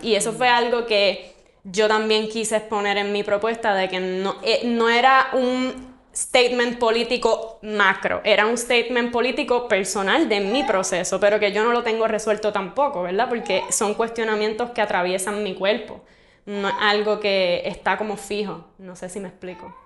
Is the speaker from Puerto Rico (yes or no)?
yes; Puerto Rico; como puertorriqueñas